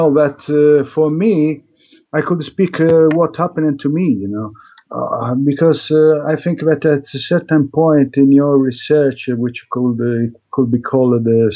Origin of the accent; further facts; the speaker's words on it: Italy; English is a second language; also born or lived in Madrid, Spain; I come from Italy